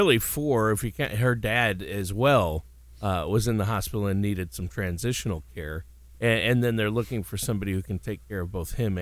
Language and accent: English; Worthington, Minnesota, United States; I'm from Worthington, Minnesota, and I am telling you, no, out of the 100 people that I graduated with, no one stayed